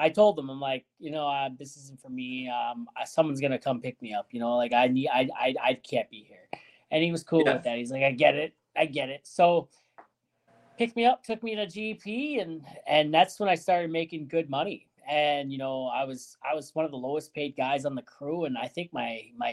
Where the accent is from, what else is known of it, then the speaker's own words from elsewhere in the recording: Ontario, Canada; moved away; also born or lived in British Columbia / Saskatoon; I'm from Ontario originally.